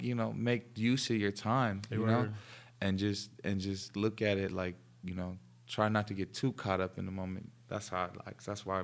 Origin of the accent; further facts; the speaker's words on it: New York, United States; Born and raised in New York